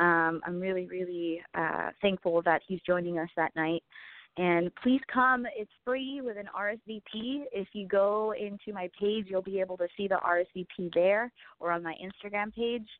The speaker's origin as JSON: {"language": "English", "town": "San Diego", "region": "California", "country": "United States", "tie": "born or raised there", "said": "my hometown, San Diego, representing Chula Vista"}